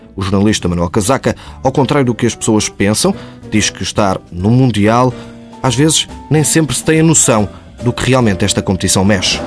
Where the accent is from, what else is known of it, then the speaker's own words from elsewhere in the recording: Portugal; como português